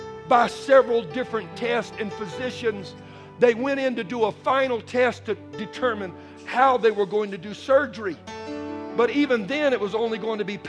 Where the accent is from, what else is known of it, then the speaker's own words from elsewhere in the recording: Bayou country, Louisiana, United States; I'm a Cajun man. I was raised in Bayou country.